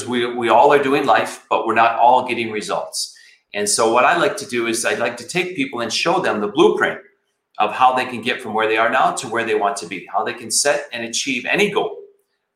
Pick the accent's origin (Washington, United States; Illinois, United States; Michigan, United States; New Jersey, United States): Michigan, United States; Flint; I grew up in Flint, Michigan